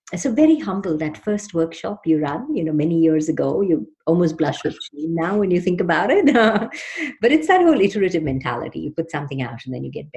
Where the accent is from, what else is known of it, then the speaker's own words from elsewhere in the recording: Mumbai, Maharashtra, India; moved away as an adult; also born or lived in Sydney / London; I grew up in Mumbai, in Bombay